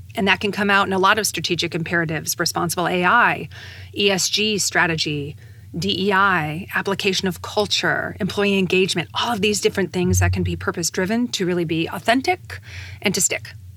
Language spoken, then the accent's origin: English; United States; being an American and being an American woman